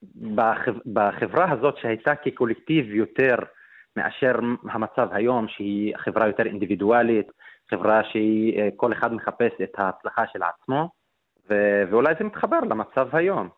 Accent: Nazareth, Northern District, Israel; אני מנצרת

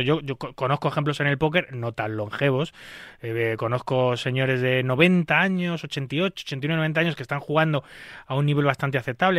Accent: Spain; yo en un país como España

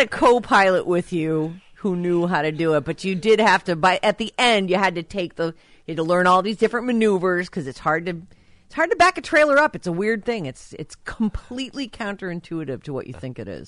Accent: Rhode Island, United States; I was born in Rhode Island

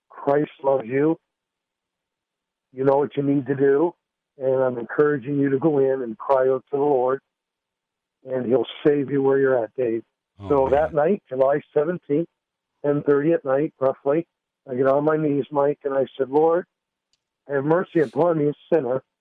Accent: Windsor, Nova Scotia, Canada; also born or lived in Dartmouth, Nova Scotia; And I came home to Windsor, which is my hometown. I was living in Dartmouth Nova Scotia

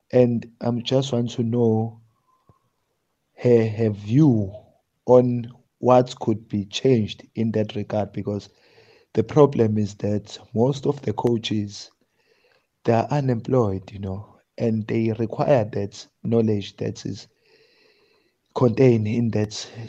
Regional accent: Durban, KwaZulu-Natal, South Africa; from Durban.

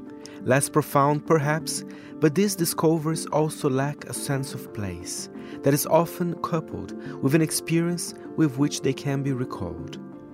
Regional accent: São Paulo, Brazil; 89.7 Nova Brasil FM in São Paulo, my hometown, is the go-to for homegrown grooves from … to ….

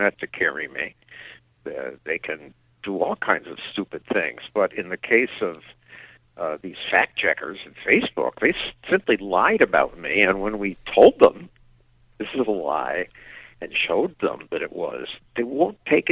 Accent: near Chicago, Illinois, United States; moved away as an adult; also born or lived in Portland, Oregon; I grew up in near Chicago, and it's got much better weather

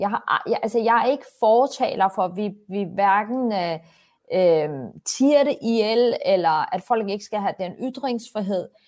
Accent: Copenhagen, Capital Region of Denmark, Denmark; Jeg er vokset op på Vesterbro

